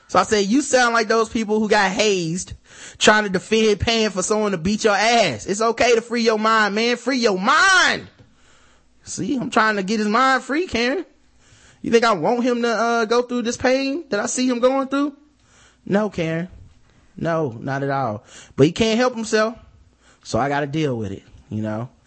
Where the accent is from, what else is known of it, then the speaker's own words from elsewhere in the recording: Michigan, United States; now in Atlanta, United States; I moved here from Michigan and a lot of dudes I went to high school with live here too